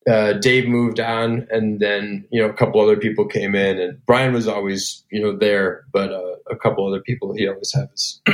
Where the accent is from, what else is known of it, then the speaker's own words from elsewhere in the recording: Elgin, Illinois, United States; I grew up in Elgin, Illinois, which is about 35 miles outside of downtown Chicago.